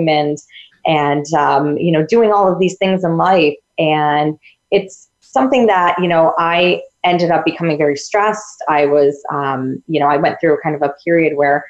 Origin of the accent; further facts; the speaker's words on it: upstate New York, United States; I'm from New York, upstate New York